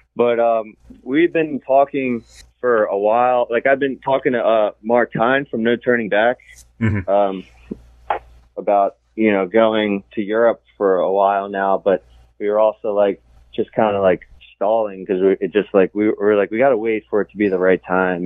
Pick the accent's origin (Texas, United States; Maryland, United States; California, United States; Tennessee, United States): Maryland, United States; Catonsville; I grew up in Catonsville